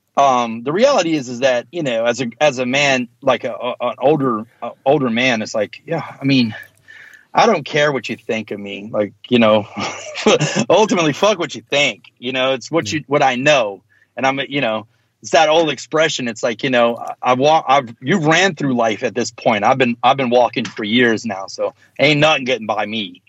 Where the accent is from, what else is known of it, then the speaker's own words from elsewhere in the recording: United States; also born or lived in the South (US); being American